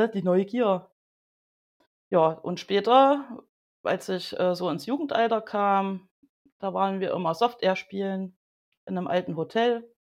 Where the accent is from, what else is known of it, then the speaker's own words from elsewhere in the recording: Thuringia, Germany; ich komme aus Thüringen